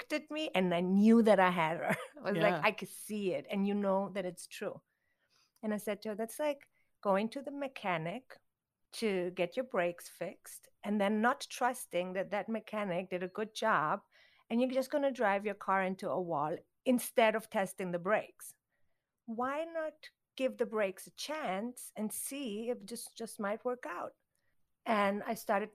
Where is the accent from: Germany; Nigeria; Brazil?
Germany; Konstanz, Baden-Württemberg; moved away as an adult; also born or lived in Thailand; now in Los Angeles, United States; I grew up in Europe